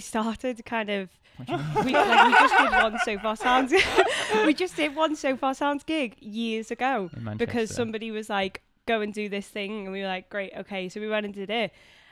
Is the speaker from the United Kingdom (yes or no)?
yes; Liverpool, North West England, United Kingdom; I'm from Liverpool originally